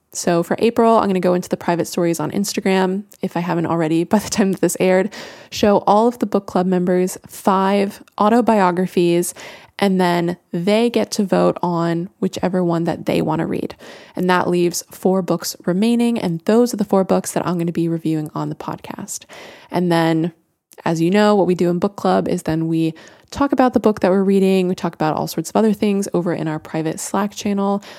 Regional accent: Florida, United States; I am from Florida

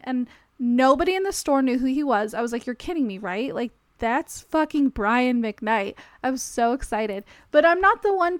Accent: Las Vegas, Nevada, United States; I'm from Vegas.

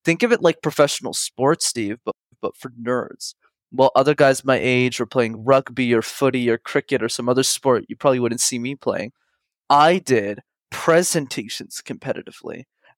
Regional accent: Montreal, Quebec, Canada; I grew up in Montreal in Canada, and it's a city where you need to know how to speak French, which is a language I didn't know.

